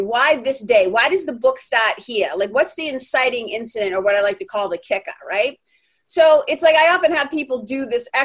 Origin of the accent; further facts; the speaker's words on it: Lawrence, Massachusetts, United States; accent: Boston; I'm a kid from Lawrence, Mass., Boston. That's like 30 miles north of Boston. I'm a Boston kid.